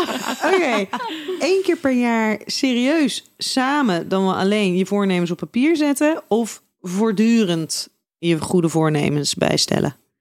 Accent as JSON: {"language": "Dutch", "town": "Schiedam", "region": "South Holland", "country": "Netherlands", "said": "we komen allemaal uit Schiedam"}